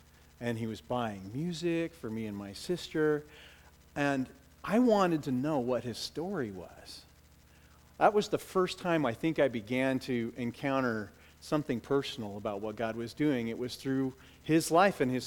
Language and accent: English; Bellevue, United States; I grew up in the Mormon church through my teenage years. My family went to the Mormon church down here in Bellevue